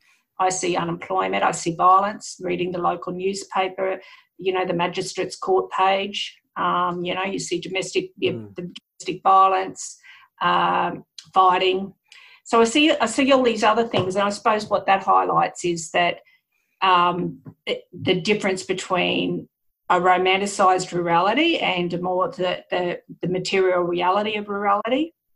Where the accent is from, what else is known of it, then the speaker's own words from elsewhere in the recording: Proserpine, Queensland, Australia; moved away; I think of my little town, Proserpine, in North Queensland.